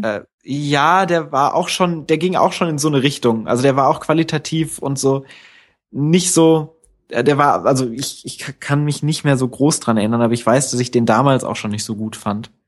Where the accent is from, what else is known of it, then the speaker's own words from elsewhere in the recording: Northern Hesse, Germany; wo ich aufgewachsen bin in Nordhessen